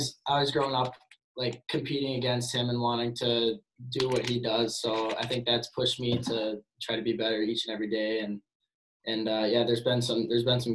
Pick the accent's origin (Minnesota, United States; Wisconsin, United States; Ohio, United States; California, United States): Minnesota, United States; moved away as an adult; growing up in Minnesota